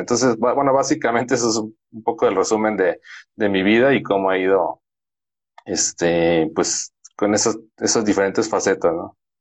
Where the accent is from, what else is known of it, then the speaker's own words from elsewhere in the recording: Guadalajara, Jalisco, Mexico; now in San Luis Potosí, Mexico; mi esposa y yo somos de Guadalajara, Jalisco